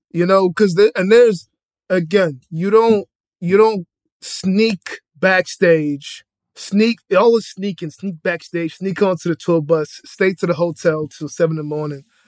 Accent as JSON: {"language": "English", "town": "Boston", "region": "Massachusetts", "country": "United States", "said": "I'm from Boston, Dorchester"}